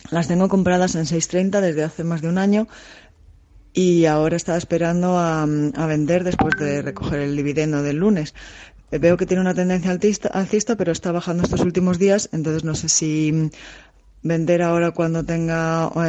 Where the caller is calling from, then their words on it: Madrid, Community of Madrid, Spain; de Madrid.